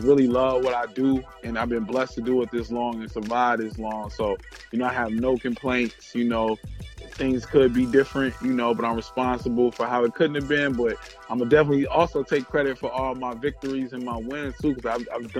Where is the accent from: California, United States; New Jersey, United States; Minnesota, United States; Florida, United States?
Minnesota, United States; Minneapolis; I'm from Minneapolis